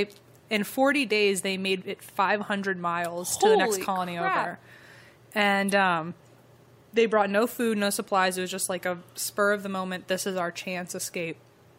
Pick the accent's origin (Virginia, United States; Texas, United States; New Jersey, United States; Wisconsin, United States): Virginia, United States; moved away; I'm from Virginia.